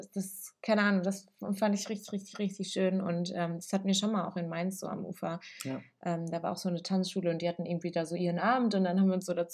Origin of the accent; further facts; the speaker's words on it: Italy; weil ich bin in einer italienischen Familie aufgewachsen, so ich bin Italienerin, in Italien geboren.